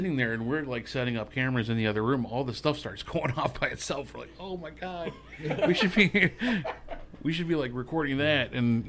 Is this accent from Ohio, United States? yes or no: yes; Shalersville, Ohio, United States; also born or lived in Pennsylvania; I was born out in PA, but I basically grew up here. And this was out in Shalersville, which is a couple towns that way.